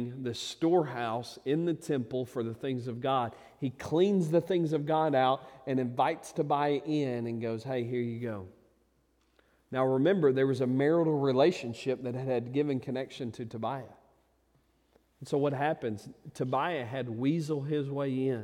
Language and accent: English; United States; I'm proudly an American